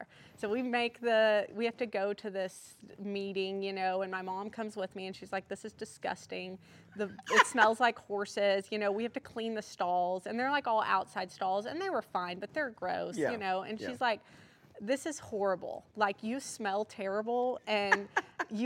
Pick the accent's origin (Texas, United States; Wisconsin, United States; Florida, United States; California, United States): Texas, United States; Wichita Falls; I was born in Wichita Falls, Texas